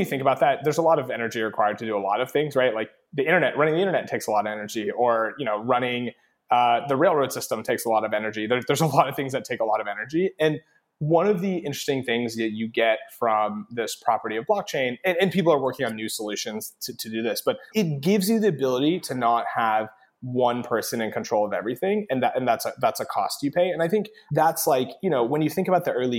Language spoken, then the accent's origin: English; Lubbock, Texas, United States; growing up in Texas was awesome